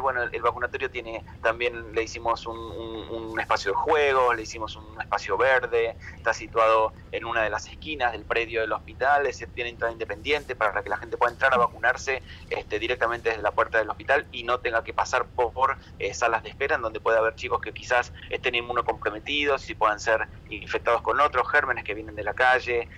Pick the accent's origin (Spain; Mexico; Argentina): Argentina; nos la debíamos todos como argentinos